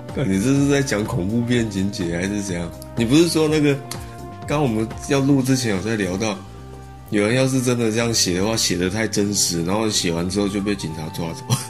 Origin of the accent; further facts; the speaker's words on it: Taoyuan, Taiwan; 我看我们两个都是桃园人啊